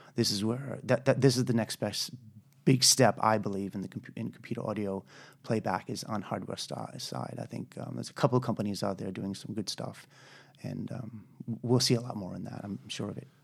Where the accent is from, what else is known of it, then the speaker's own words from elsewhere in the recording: United States; moved away as an adult; also born or lived in Colorado / United Kingdom; I'm an American